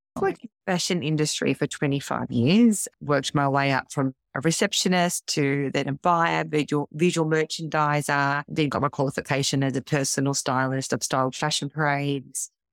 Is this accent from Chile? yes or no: no; Melbourne, Victoria, Australia; I am from Melbourne, Victoria